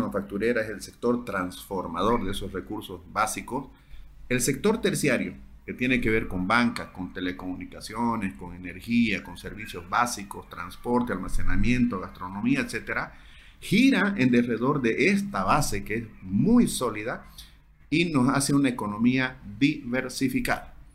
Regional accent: Santa Cruz, Bolivia

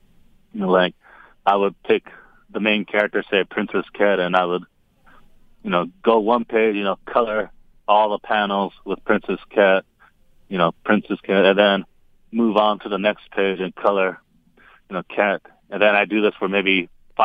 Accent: Japan; I was born and raised in Japan.

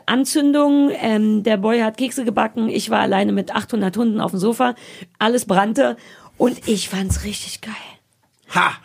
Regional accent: East Germany, Germany; Ich komme ja aus dem Osten

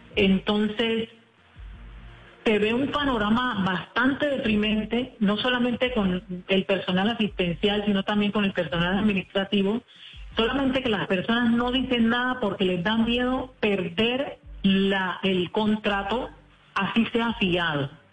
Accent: Colombia; nosotros también somos colombianos

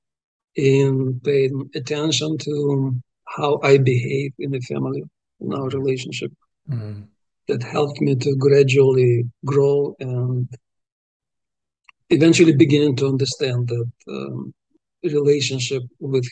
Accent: Uzbekistan; first language Russian; English is a second language; moved away as an adult; when I was growing up in Uzbekistan

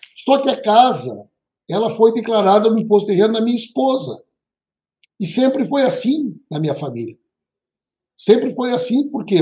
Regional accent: Santa Maria, Rio Grande do Sul, Brazil; Eu sou de Santa Maria, uma cidade marcada pela tragédia da Boate

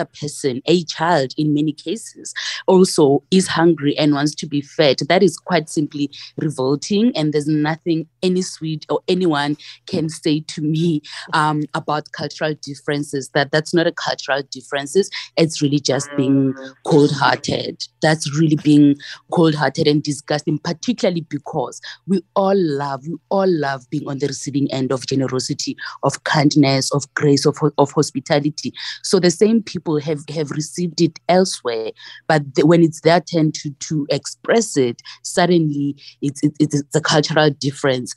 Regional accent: Pretoria, Gauteng, South Africa; I'm from Pretoria.

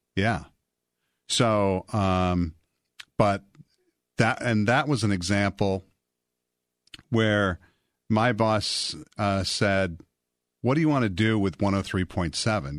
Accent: Portage, Wisconsin, United States; I grew up in a town called Portage, Wisconsin.

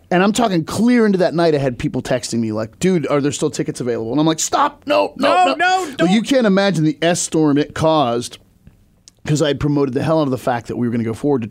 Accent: Seattle, Washington, United States; I'm from Seattle.

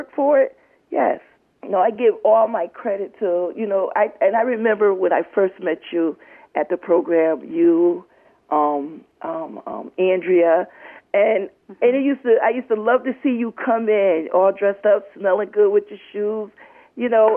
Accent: Middletown, United States; right here where I was born and raised. And that was Middletown

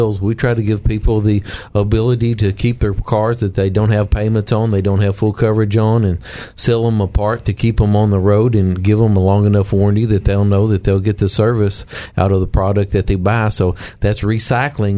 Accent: the Ozarks, United States; I'm from the Ozarks.

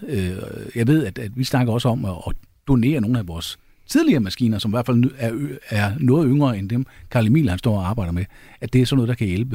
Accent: Jutland, Denmark; jeg er jyde

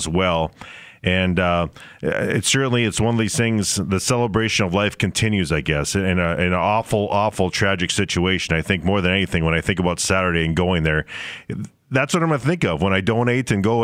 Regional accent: Barnesville, Minnesota, United States; my hometown of Barnesville

